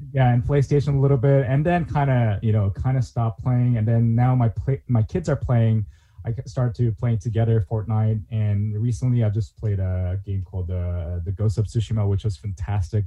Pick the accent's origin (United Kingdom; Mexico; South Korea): South Korea; moved away as an adult; also born or lived in Pittsburgh / Europe; now in Japan; I'm originally from Korea